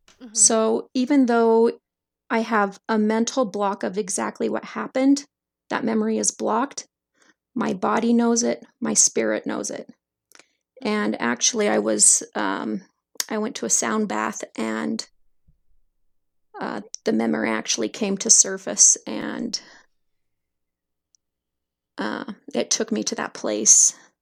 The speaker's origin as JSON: {"language": "English", "town": "Salt Lake City", "region": "Utah", "country": "United States", "tie": "born there", "said": "So if you want to start where I was born in Salt Lake"}